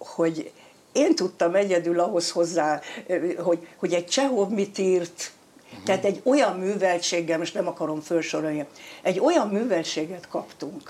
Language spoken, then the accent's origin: Hungarian; Eger, Heves, Hungary; born or raised there; moved away